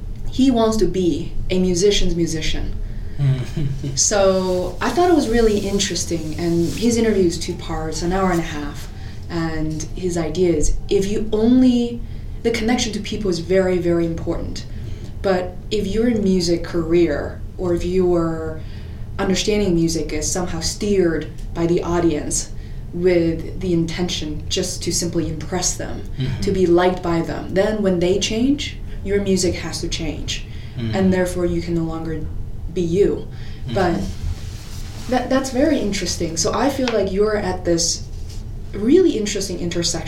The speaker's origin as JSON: {"language": "English", "region": "Beijing", "country": "China", "tie": "born or raised there", "moved": "yes", "lives_now": "Boston, United States", "said": "I grew up in Beijing in China"}